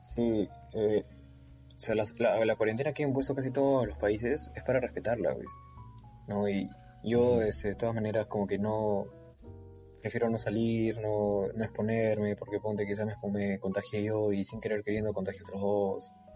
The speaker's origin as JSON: {"language": "Spanish", "country": "Peru", "moved": "as an adult", "lives_now": "Santa Cruz de la Sierra, Bolivia"}